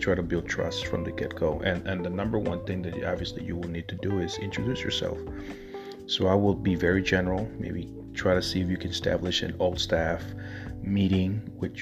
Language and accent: English; Chicago, Illinois, United States; Chicago, my hometown